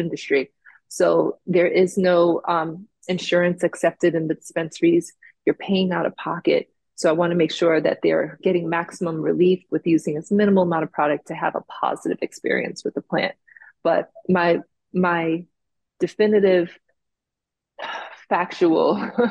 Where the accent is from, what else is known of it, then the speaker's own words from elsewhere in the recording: Jamaica; also born or lived in South Florida; now in Florida, United States; Me being from Jamaica and growing up in the West Indies